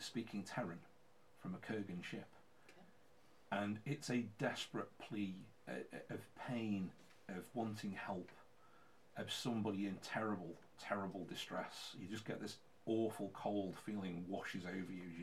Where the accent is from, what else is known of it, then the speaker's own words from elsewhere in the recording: England, United Kingdom; we are English